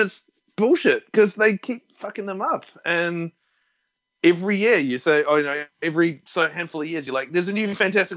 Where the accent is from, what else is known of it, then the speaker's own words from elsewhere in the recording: Wellington, New Zealand; also born or lived in Dunedin; now in Australia; I'm from Wellington